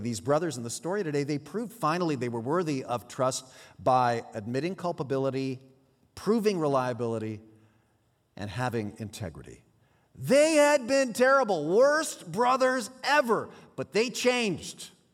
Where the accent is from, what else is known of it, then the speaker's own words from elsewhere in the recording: San Jose, California, United States; first language Swiss German; my little sister and I grew up over in San Jose, our, our parents were Swiss immigrants, and so we grew up speaking Swiss German